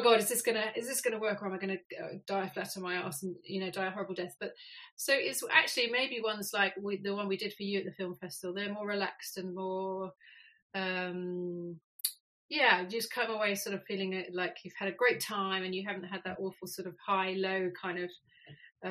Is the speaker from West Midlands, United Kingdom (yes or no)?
no; London, United Kingdom; moved away as an adult; growing up in Hampstead